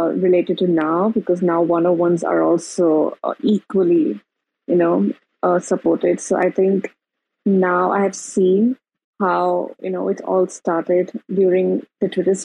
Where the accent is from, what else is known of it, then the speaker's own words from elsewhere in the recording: India; I'm from India